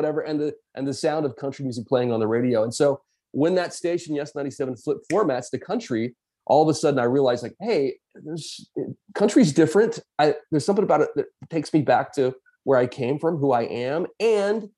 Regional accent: Lexington, South Carolina, United States; Lexington High School, where I grew up in South Carolina

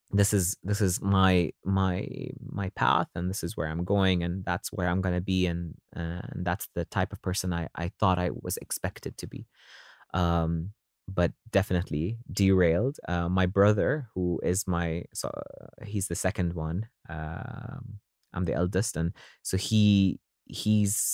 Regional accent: Dubai, United Arab Emirates; coming from this region, growing up in Dubai, being exposed to a lot of different cultures

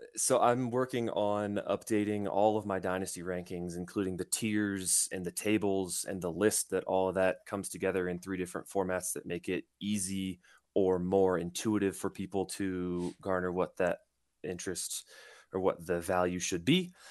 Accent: Indiana, United States; I'm from Indiana

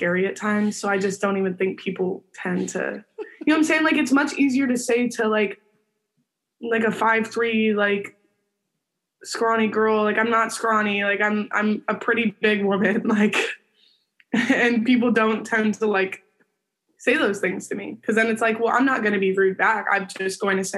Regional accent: Arizona, United States; my hometown

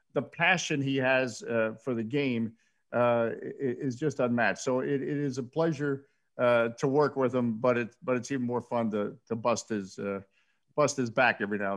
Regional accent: Washington, District of Columbia, United States; I would say I was from Washington, D.C.

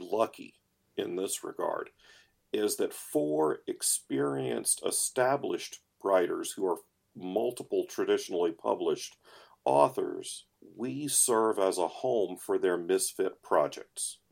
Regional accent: United States; I am an American

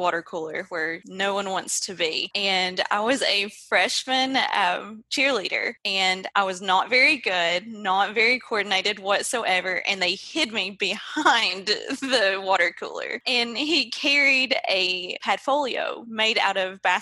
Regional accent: Pikeville, Kentucky, United States; I am from Pikeville, Kentucky. So I actually grew up here in Pikeville.

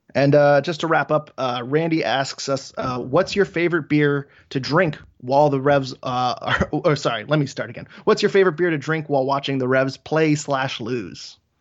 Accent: Maine, United States; my home state of Maine

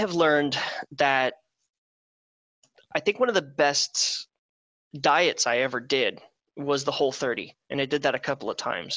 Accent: Wisconsin, United States; now in Southern California, United States; I'm from Wisconsin, where it's meat and cheese and beer

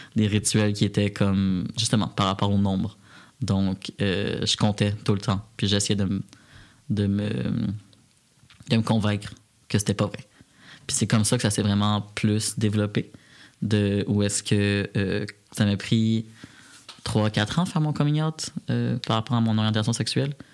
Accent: Repentigny, Quebec, Canada; now in Montreal, Canada; moi j'ai grandi à Repentigny, en petite banlieue

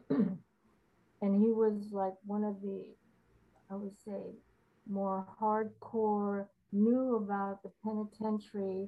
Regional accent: Los Angeles, California, United States; I was born and raised in LA and went to school in Hollywood.

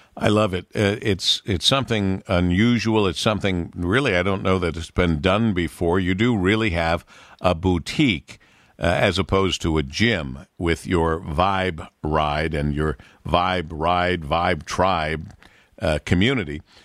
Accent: Monroe, Michigan, United States; growing up in Monroe

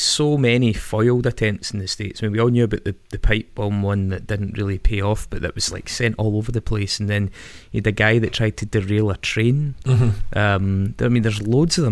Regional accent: Stirling, Scotland, United Kingdom; I come from Stirling

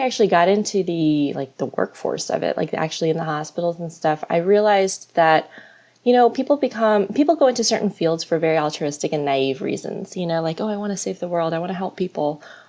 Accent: Florida, United States; also born or lived in New York; I was raised in Florida. I was born in New York. I was raised in Florida when I was like 4 or 5. So, my entire childhood was in Florida, graduated from the University of Florida, go Gators.

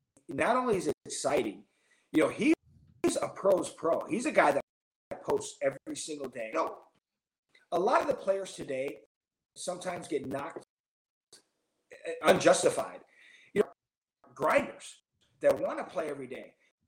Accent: Chicago, Illinois, United States; now in Los Angeles, United States; I'm a guy from Chicago.

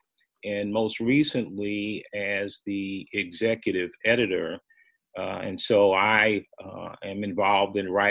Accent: Chicago, Illinois, United States; moved away as an adult; also born or lived in Nebraska; growing up in Chicago on the West Side.

